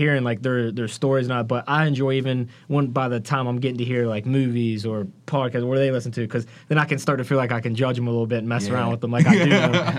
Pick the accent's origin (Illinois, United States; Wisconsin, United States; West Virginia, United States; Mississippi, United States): West Virginia, United States; just south of Wheeling; moved away as an adult; now in Pittsburgh, United States; I grew up just a little bit south of Wheeling.